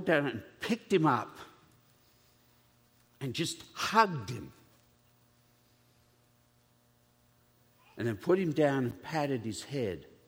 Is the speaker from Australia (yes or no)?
yes; Australia; being an Australian, and so my relatives are all convicts.